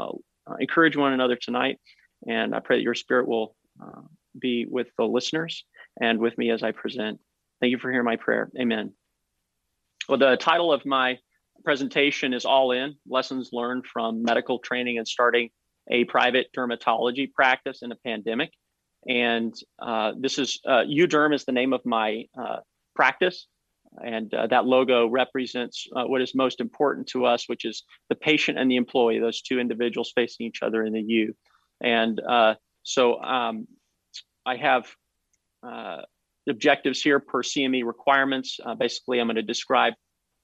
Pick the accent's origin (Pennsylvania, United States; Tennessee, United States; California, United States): Tennessee, United States; Collegedale; Collegedale, Tennessee is my hometown